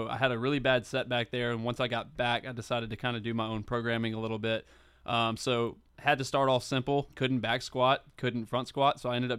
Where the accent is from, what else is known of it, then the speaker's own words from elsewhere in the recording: Flowood, Mississippi, United States; Yeah, I grew up in Flowood, Mississippi. I went to Northwest Rankin High School, played baseball there, grew up playing baseball from a really young age